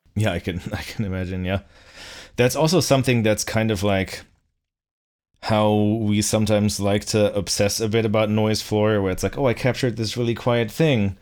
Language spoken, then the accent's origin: English; Bückeburg, Lower Saxony, Germany; now in Boston, United States; my hometown, um, of Bückeburg in, uh, in, uh, Lower Saxony